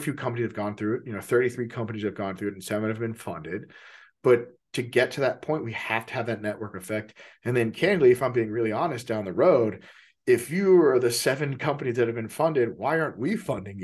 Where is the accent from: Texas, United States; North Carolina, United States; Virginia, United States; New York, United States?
Texas, United States; now in Seattle, United States; I'm from Texas, you know, like I'm from the South